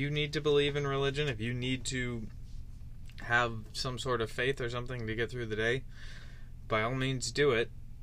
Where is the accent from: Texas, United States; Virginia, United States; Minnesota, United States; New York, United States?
Minnesota, United States; my home state of Minnesota